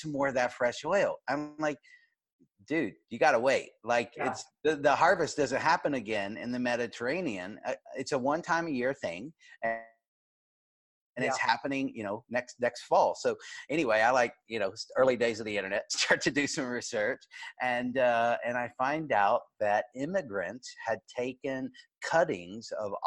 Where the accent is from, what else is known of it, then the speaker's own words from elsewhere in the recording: United States; as an American